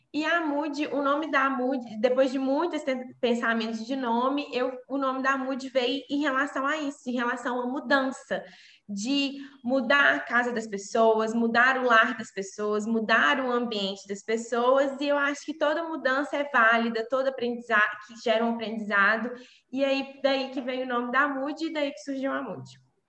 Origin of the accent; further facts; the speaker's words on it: Brazil; moved away as an adult; now in Coimbra, Portugal; eu sou brasileira